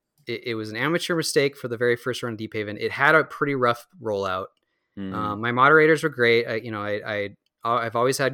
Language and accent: English; Minnesota, United States; I owe it to Minnesotans to to run it in my home state, because I haven't run it here yet.